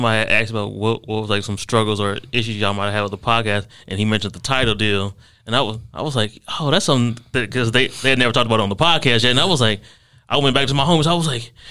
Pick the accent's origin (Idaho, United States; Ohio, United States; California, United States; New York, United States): Ohio, United States; Akron; moved away as an adult; now in Dallas, United States; I'm originally from Ohio. I've only lived Akron, Ohio.